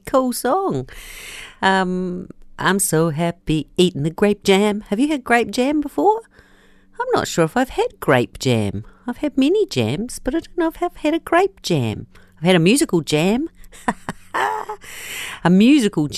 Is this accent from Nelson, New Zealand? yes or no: yes; Nelson, New Zealand; people who live in my hometown of Nelson